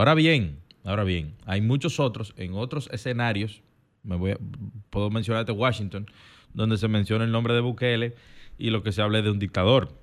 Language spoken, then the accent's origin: Spanish; Dominican Republic; somos dominicanos